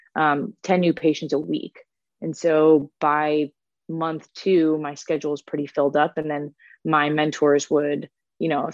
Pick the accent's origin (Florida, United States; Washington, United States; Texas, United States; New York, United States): Florida, United States; moved away as an adult; also born or lived in Boston; now in Cincinnati, United States; I'm originally from Florida